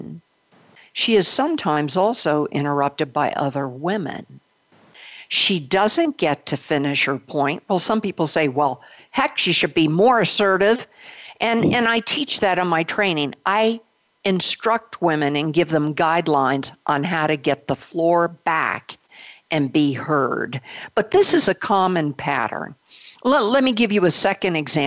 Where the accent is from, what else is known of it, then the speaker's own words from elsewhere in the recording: Belgium; I was born of a Belgian mother. I was born in Belgium